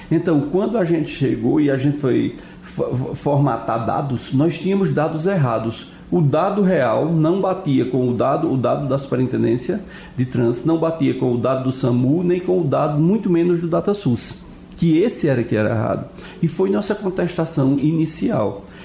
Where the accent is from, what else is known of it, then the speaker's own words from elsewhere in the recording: Campina Grande, Paraíba, Brazil; se eu sou da Paraíba, de Campina Grande, eu tenho o um cartão do SUS e eu sou atropelado em Brasília, esse acidente vai contar, esse atropelado vai, atropelado vai contar para Campina Grande.